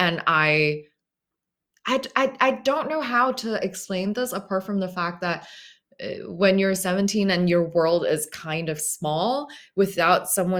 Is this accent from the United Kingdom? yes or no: no; Hong Kong; And in Hong Kong at the time, as a British colony, we were sort of in this position to be able to really take, quote unquote, take advantage of that.